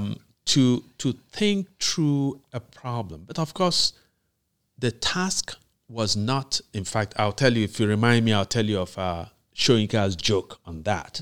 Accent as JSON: {"language": "English", "country": "Nigeria", "tie": "born or raised there", "moved": "yes", "said": "in Nigeria, in my hometown"}